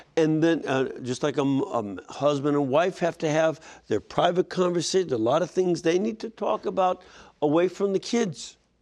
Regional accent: Lebanon; moved away; I am from Lebanon

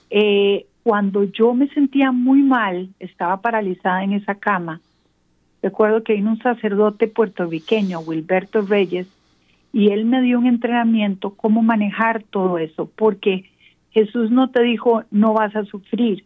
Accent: San José, Costa Rica; moved away as an adult; now in Atlanta, United States; yo soy de Costa Rica, de San José, Costa Rica, pero actualmente vivo en Atlanta

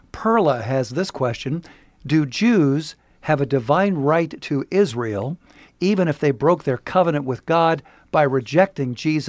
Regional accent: Philippines; moved away as an adult; I am a Filipino immigrant. I'm accustomed to the Mass in the Philippines, which does not have this kind of practice during the Mass.

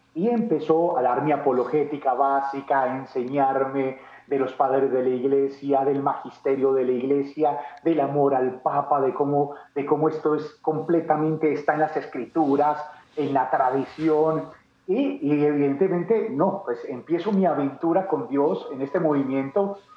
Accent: Medellín, Antioquia, Colombia; yo nací en Medellín, Medellín, Colombia. Eh, paisa.

